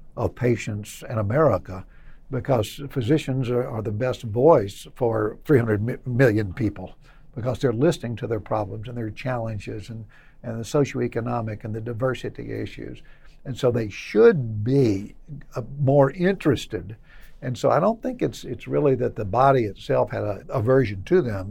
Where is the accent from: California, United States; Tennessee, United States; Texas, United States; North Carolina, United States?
Tennessee, United States; Middle; I was from Middle Tennessee and not East Tennessee